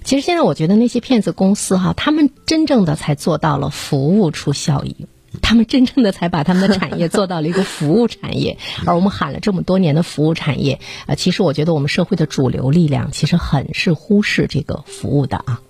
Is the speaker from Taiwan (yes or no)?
no; China; 我们中国人很聪明